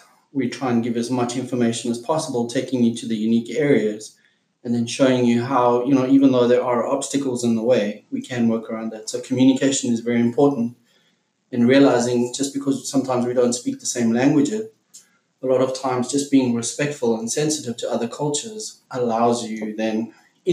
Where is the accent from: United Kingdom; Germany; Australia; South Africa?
South Africa; from South Africa, and I'm a professional wildlife guide